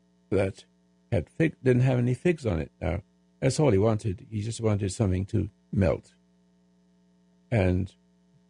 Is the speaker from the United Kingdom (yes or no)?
yes; England, United Kingdom; now in United States